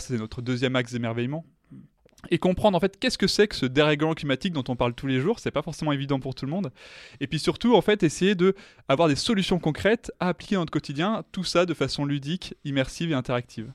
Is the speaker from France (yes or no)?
yes; France; en tant que Français